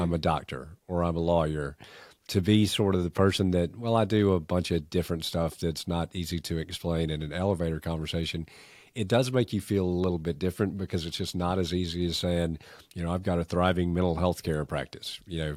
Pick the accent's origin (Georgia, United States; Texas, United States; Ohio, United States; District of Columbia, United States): Georgia, United States; Augusta; accent: thick Canadian; also born or lived in Canada; when I moved to Augusta from Canada when I was four years old, I was a four-year-old kid who was painfully shy with a thick Canadian accent